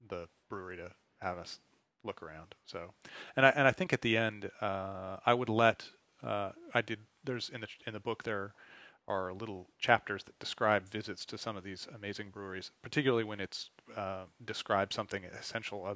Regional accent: United States; I'm an American

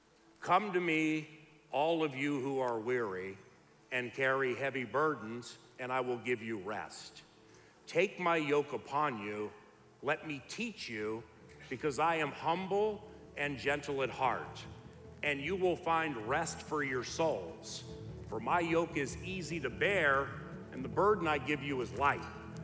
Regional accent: Washington, District of Columbia, United States; also born or lived in Southern California / Philippines / Hawaii / Grand Island, Nebraska; I went to high school and junior college in Southern California, around LA. I'm from Washington, D.C. I lived in the Philippines, Hawaii, Grand Island, Nebraska, Pocatello, Idaho, here.

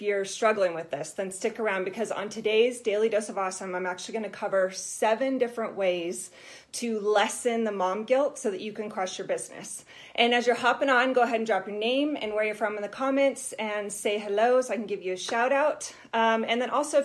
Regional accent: Colorado, United States; We're both from Colorado.

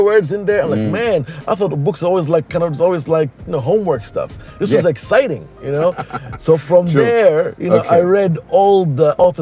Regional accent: Melbourne, Victoria, Australia; moved away; also born or lived in Abu Dhabi, United Arab Emirates / Eritrea; I was born in Abu Dhabi. I lived there till I was 9. And then I went to Australia when I was 9. So I lived there for 20 years

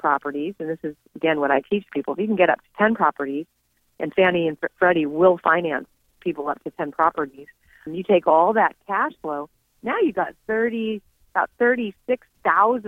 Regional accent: California, United States; Having been born and raised in California

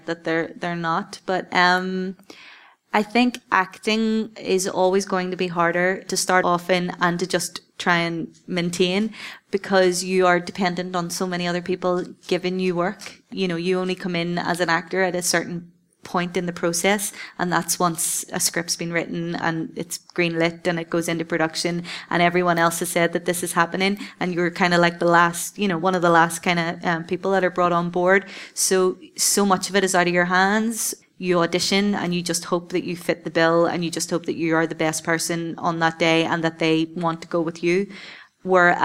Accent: Belfast, Northern Ireland, United Kingdom; I'm the Northern Irish, I'm the Belfast girl

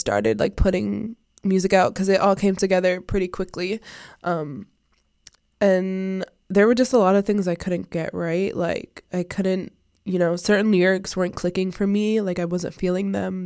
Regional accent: Providence, Rhode Island, United States; I am from Providence, Rhode Island. I was born in Providence, Rhode Island

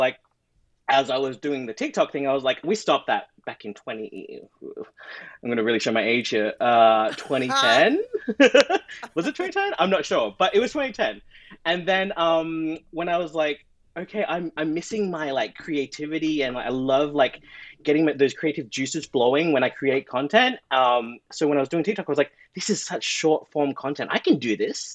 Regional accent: Australia; moved away as an adult; now in Toronto, Canada; I'm from Australia

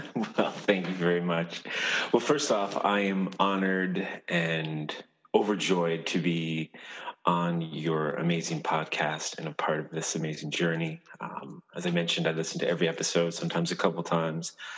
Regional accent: Clarke's Beach, Newfoundland and Labrador, Canada; I am from a little town called Clark's Beach. It's uh, around the bay, uh, Newfoundland

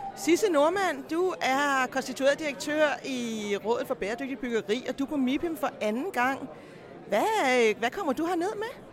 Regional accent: Denmark; vi som danskere

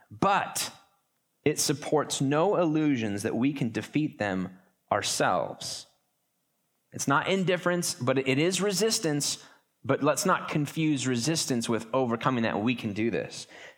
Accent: Pasco, Washington, United States; I'm from Eastern Washington. In fact, when you travel and you go to big cities, or you're on a cruise somewhere and somebody goes, where are you from? You say Washington, don't you? You don't say Pasco.

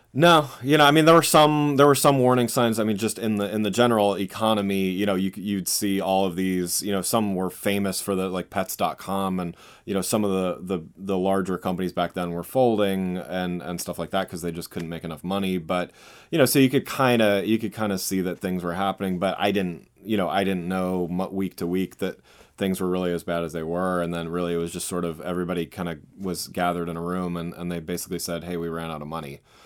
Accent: Reading, Pennsylvania, United States; moved away as an adult; also born or lived in Southwest Michigan; now in Washington, DC, United States; I grew up, um, out, outside Philadelphia, um, in a town called Reading, Pennsylvania

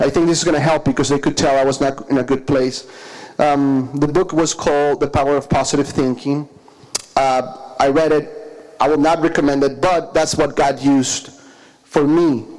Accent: Caracas, Capital District, Venezuela; moved away; I'm from Caracas, Venezuela, that's in South America

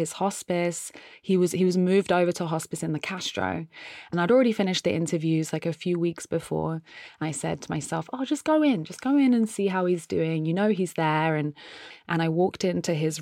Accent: United Kingdom; now in San Francisco, United States; I'm a British artist who lives in San Francisco.

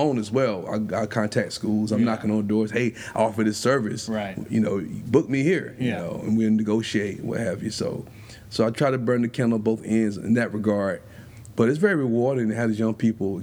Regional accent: Spartanburg, South Carolina, United States; also born or lived in Greenville, South Carolina; I'm originally from Spartanburg

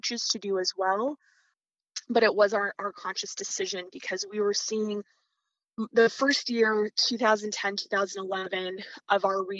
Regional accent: Midwest, United States; moved away as an adult; also born or lived in East Coast / Louisiana / Mississippi Delta; I was someone who was raised in the Midwest, went to school on the East Coast

